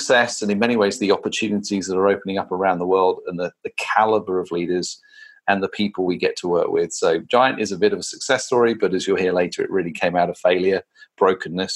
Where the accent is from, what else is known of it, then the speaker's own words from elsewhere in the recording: United Kingdom; now in London, United Kingdom; As a Brit